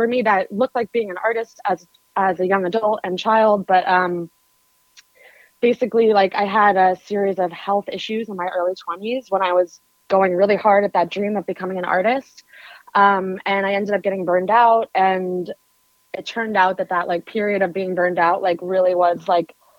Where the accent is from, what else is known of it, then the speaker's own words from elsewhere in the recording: New York City, New York, United States; I was born and raised in New York City. Grew up to a bohemian family in Soho.